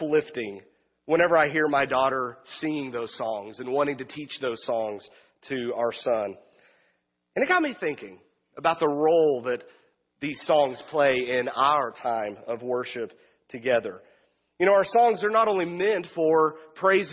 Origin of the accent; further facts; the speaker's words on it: Wichita Falls, Texas, United States; now in Wichita, United States; my hometown of Wichita Falls, Texas, about 4.5 hour drive straight south from here, the other Wichita